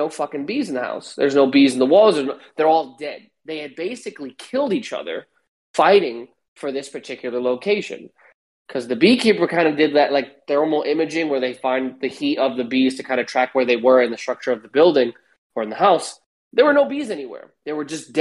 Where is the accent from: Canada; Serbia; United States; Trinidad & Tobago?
United States; New York; I'm from New York